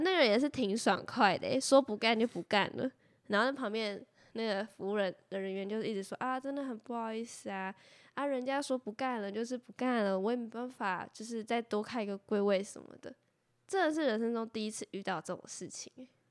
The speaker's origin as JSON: {"language": "Chinese", "country": "Taiwan", "said": "我们是台湾人"}